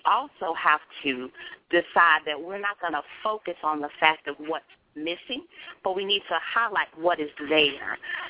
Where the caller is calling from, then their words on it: Jacksonville, Florida, United States; Robert, this is … from Jacksonville.